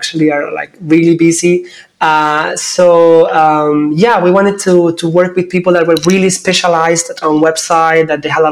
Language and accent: English; Cádiz, Andalusia, Spain; moved away as an adult; I'm actually right now living in my hometown. Came back some months ago. I wanted to actually connect back with my roots because I was like for 18 years living in different places and I haven't been able to be here that much. So yeah, south of Spain, Cadiz